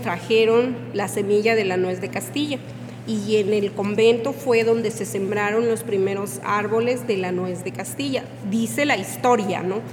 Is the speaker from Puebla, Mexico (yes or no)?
yes; San Andrés Calpan, Puebla, Mexico; soy de aquí de Calpan